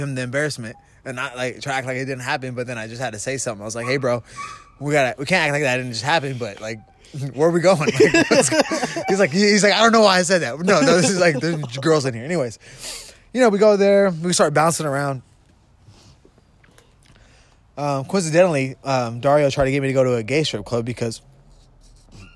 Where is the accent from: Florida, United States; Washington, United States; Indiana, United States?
Washington, United States; Vancouver; also born or lived in Portland, Oregon; I'm a Vancouver, Washington boy